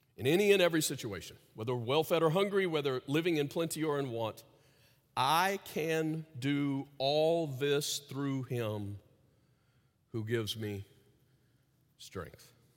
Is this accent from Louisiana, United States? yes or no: yes; Louisiana, United States; As a kid growing up in Louisiana